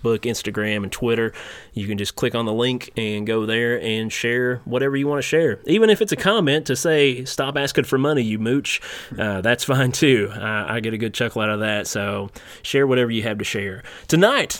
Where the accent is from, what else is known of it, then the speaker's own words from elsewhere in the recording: Eastern Kentucky, United States; I remember back in the 90s, like, I was Eastern Kentucky